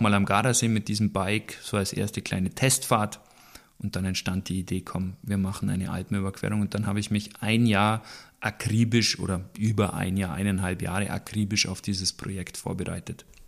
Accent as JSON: {"language": "German", "region": "Bavaria", "country": "Germany", "said": "das ist bei uns in Süddeutschland, in Bayern"}